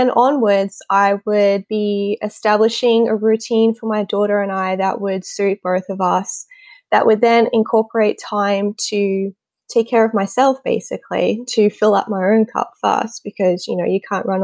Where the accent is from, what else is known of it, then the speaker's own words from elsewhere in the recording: Australia; I'm from Australia, as you can tell from my accent